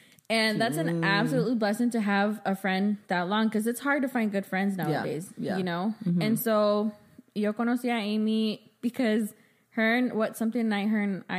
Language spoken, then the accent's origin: English; Namiquipa, Chihuahua, Mexico; English is a second language; Arriba Chihuahua. Namiquipa Chihuahua, cabrones.